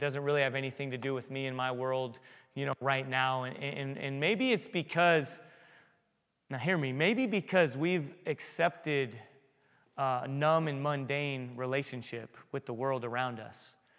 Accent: San Diego, California, United States; But when I was a kid at the San Diego Zoo, I grew up in San Diego.

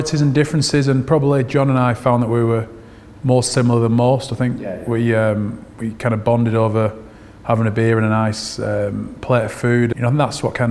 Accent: Oldham, North West England, United Kingdom; also born or lived in Sydney, Australia; I grew up in Oldham, so not too far from Manchester.

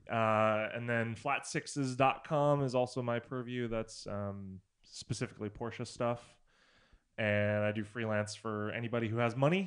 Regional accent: Reno, Nevada, United States; my hometown in Reno

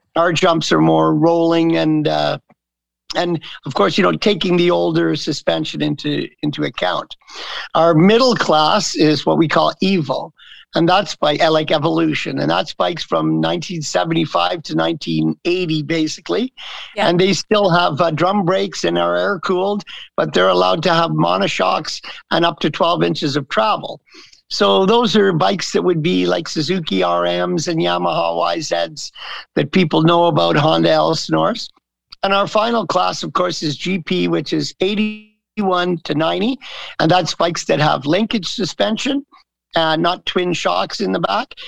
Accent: the East, Eastern Canada, Canada; moved away as an adult; also born or lived in California; I grew up in the East. I've been here since 1980

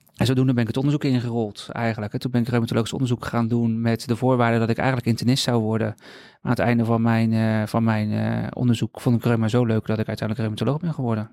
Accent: Rotterdam, South Holland, Netherlands; ik woon al heel mijn leven in Rotterdam.

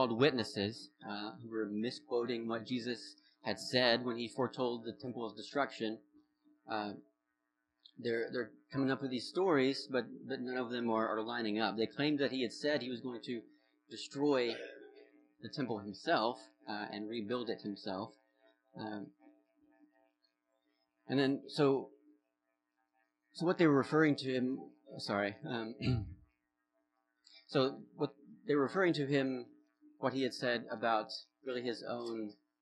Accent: the South, United States; accent: southern; now in Vermont, United States; I was raised in church in the South. And specifically, yeah, like in this southern kind of small town Bible Belt youth group culture of the 2000s.

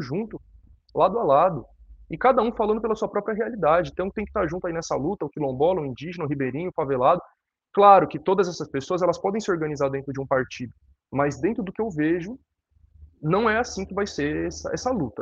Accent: São Paulo, Brazil; eu sou de São Paulo, né? Mas meus pais são nordestinos, minha família inteira é nordestina.

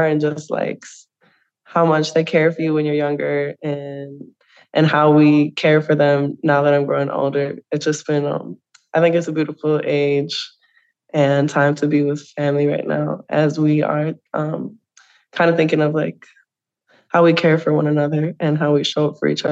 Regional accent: St. Michael, Minnesota, United States; now in Minneapolis, United States; I grew up in St. Michael, Minnesota

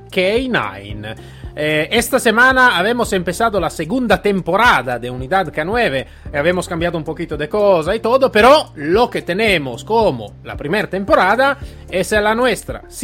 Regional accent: Italy; Spanish is a second language; moved away; soy, soy italiano

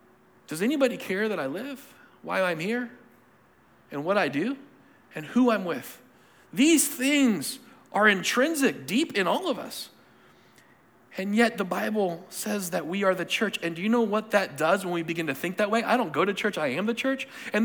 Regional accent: Cochabamba, Bolivia; born there; I got a chance to go back to the country I was born. I was born in Cochabamba, Bolivia, spelled like it sound.

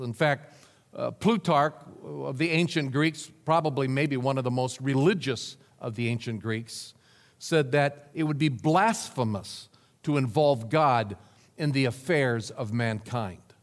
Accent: Nebraska, United States; moved away; my home state of Nebraska

